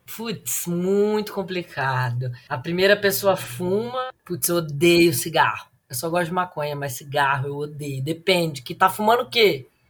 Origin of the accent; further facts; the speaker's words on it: Ribeirão Preto, São Paulo, Brazil; also born or lived in Belo Horizonte; Atualmente moro em Ribeirão Preto. Aliás, nasci em Ribeirão Preto